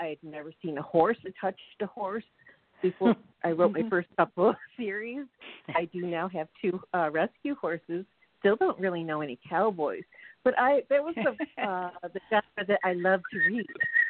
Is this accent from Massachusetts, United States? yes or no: no; Rochester, New York, United States; I grew up in Rochester, New York